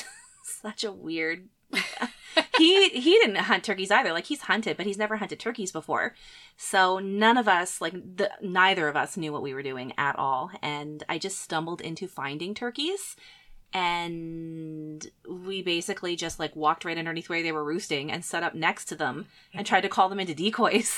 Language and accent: English; Nova Scotia, Canada; moved away as an adult; now in Manitoba, Canada; I grew up in Nova Scotia. I lived most of my life there and moved to Manitoba probably around 12 years ago